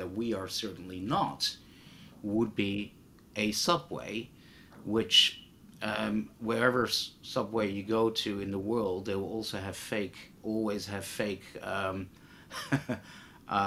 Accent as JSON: {"language": "English", "country": "Netherlands", "tie": "born or raised there", "said": "I grew up in Holland"}